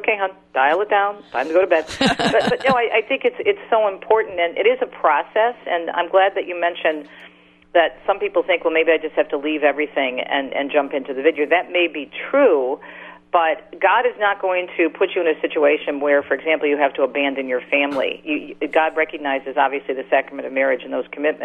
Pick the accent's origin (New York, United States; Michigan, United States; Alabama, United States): Michigan, United States; Detroit; my hometown of Detroit